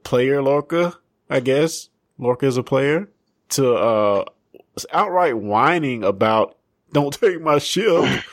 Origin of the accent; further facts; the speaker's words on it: Sontag, Mississippi, United States; I might say I'm from Brookhaven, but I'm really from Suntag